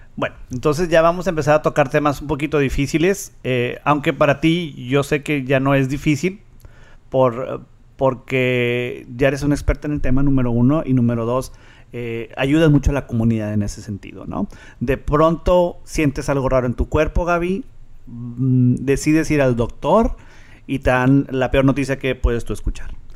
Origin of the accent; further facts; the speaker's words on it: Monterrey, Nuevo León, Mexico; now in Rio Grande Valley, United States; yo me acuerdo de Monterrey que veníamos al mall